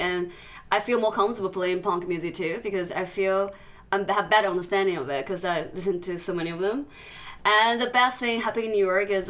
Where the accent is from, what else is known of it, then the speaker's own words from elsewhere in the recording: China; English is a second language; moved away; I'm from China.